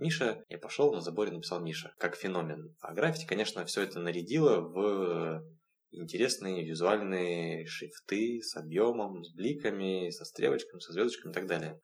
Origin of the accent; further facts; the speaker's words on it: Vladivostok, Primorsky Krai, Russia; Я родом из города Владивостока, где и начал рисовать в 2006 году